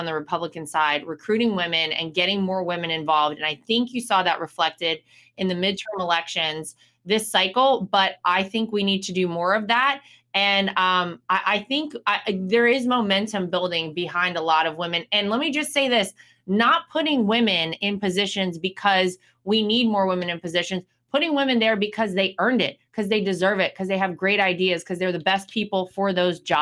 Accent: North Carolina, United States; my home state of North Carolina

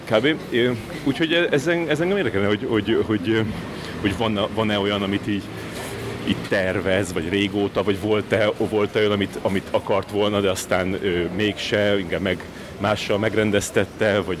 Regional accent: Hungary; nem, magyarok vagyunk, átmegyünk a piroson.

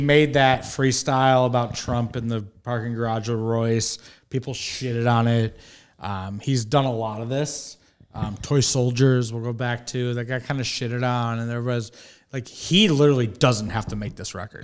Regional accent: Detroit, Michigan, United States; I grew up in Detroit, Michigan

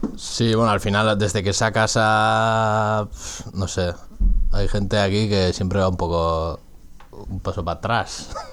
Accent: Getaria, Basque Country, Spain; soy de Guetaria, de un pueblo pesquero que se habla ahí un euskera garrulo ahí en la calle

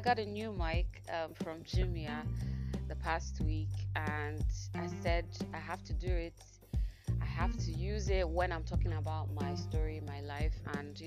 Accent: Enugu State, Nigeria; also born or lived in Owerri, Imo State / Port Harcourt, Rivers State; by primary four, second term, I came down to Enugu State and I started schooling here. So I did the whole of my secondary school degree and my university degree here in Enugu State

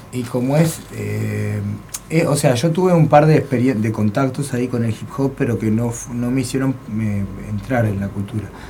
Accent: Montevideo, Uruguay; soy uruguayo. Yo nací en la comercial, en verdad. A los dos años me voy al cerro, a la casa de mis abuelos que vivían en el cerro.

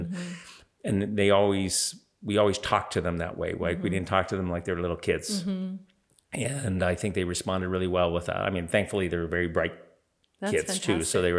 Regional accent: Pittsburgh, Pennsylvania, United States; born there; also born or lived in Toronto, Canada; So they're Canadian, but I was born in Pittsburgh.

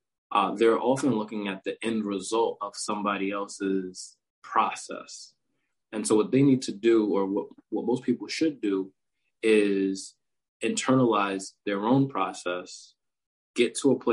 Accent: New York, United States; when I was growing up in New York

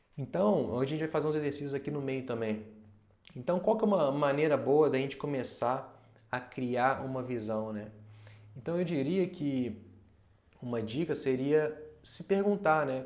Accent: Brazil; enquanto brasileiro

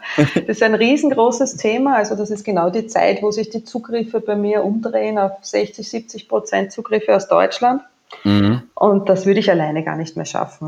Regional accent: Waldviertel, Lower Austria, Austria; accent: Austrian; now in Vienna, Austria; Geboren ja. bin ich aber im Waldviertel, das ist nordwestlich von Wien

